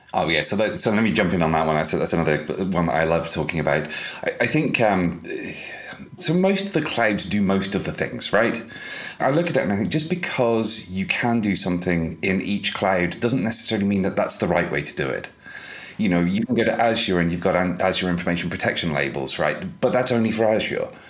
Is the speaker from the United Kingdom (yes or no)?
yes; United Kingdom; I'm British